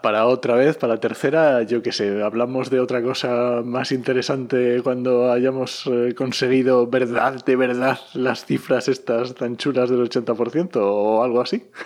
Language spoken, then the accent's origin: Spanish; Asturias, Spain; en Asturias, yo soy asturiano